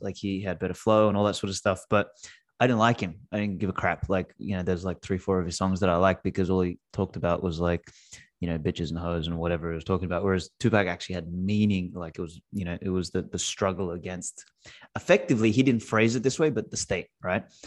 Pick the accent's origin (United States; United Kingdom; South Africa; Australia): Australia; first language Macedonian; English is a second language; I was born in Australia, uh, my, my parents spoke Macedonian at home